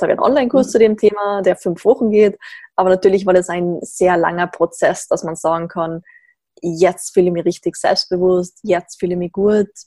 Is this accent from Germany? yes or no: no; Tyrol, Austria; now in Graz, Austria; Wie man vermutlich gleich hört, komme ich aus Österreich ähm, sehr klischeehaft in den Alpen in Tirol aufgewachsen, bin jetzt aber doch schon seit einiger Zeit in Graz